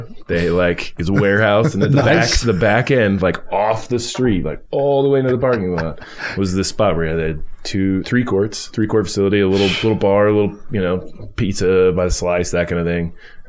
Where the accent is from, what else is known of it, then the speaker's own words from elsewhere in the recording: Sacramento, California, United States; moved away as an adult; also born or lived in Costa Mesa, California / Fulton, Missouri; And I grew up in Sacramento area, went to high school there